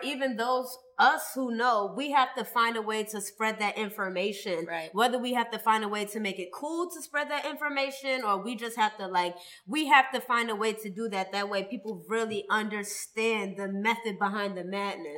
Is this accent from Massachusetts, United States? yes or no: yes; Boston, Massachusetts, United States; I'm from Boston